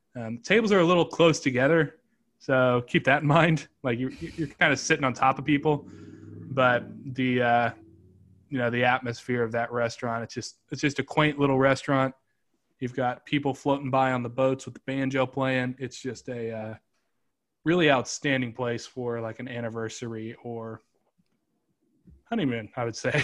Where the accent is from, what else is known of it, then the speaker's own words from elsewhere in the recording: Kansas City, Missouri, United States; moved away as an adult; also born or lived in Atlanta; my hometown was Kansas City at the time